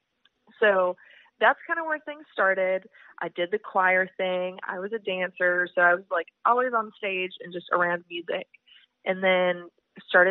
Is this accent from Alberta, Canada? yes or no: yes; Edmonton, Alberta, Canada; moved away as an adult; now in Nashville, United States; I'm originally from Edmonton